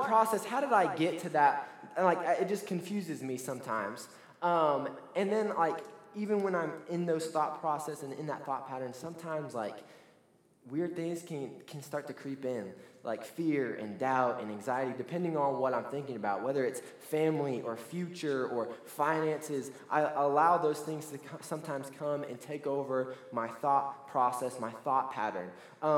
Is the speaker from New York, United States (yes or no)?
no; Lebanon, Ohio, United States; moved away as an adult; now in Canton, Georgia, United States; We're originally from Lebanon, Ohio, which is in between Cincinnati and Dayton